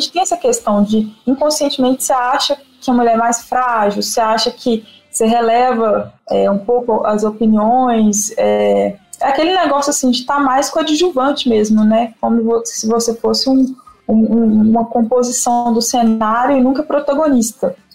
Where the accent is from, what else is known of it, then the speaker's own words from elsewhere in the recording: Guanhães, Minas Gerais, Brazil; also born or lived in Belo Horizonte; eu cresci no interior de Minas, numa cidade que chama Guanhães, que eu considero assim. Eu nasci em Belo Horizonte, morei em várias cidades do, do interior de Minas, né?